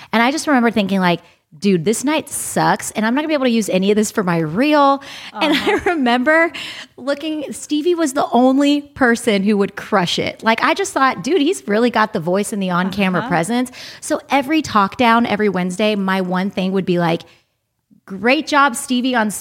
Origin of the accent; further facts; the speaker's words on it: United States; now in Los Angeles, United States; we were growing up here in America and I was born in America